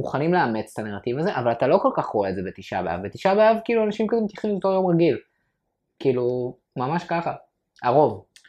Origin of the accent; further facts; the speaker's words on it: Ramat Gan, Tel Aviv District, Israel; גדלתי ברמת גן, שזה מקום חילוני